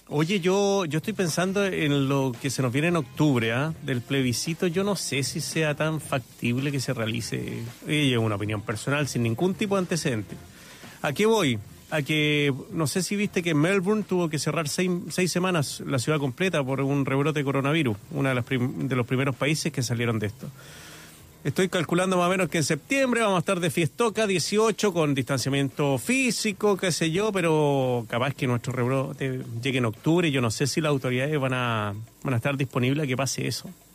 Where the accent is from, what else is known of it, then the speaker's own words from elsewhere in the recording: Santiago, Santiago Metropolitan Region, Chile; recuerdo cuando chico esos arcoíris acá en Santiago